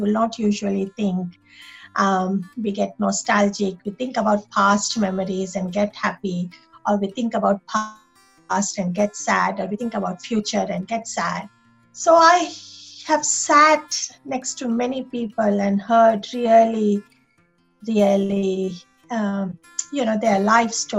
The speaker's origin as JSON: {"language": "English", "country": "India", "tie": "born or raised there", "moved": "as an adult", "lives_now": "Sydney, Australia", "said": "I was born and raised in India. I come from a small group of island in southeast of India. So not from mainland of India."}